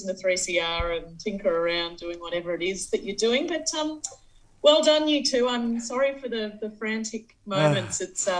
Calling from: Central Victoria, Australia; I'm calling in from Central Victoria, obviously.

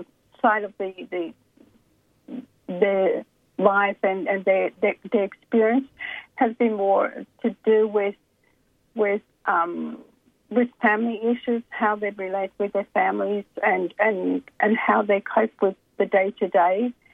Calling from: Brisbane, Queensland, Australia; I'm calling actually from Brisbane.

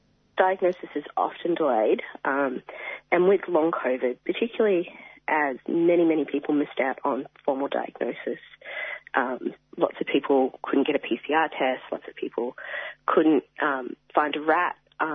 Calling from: Wangaratta, Victoria, Australia; Sure. I'm speaking from Bangarang Land, Wangaratta, and I acknowledge the leaders past, present and future. From Bangarang Land, speaking from my living room.

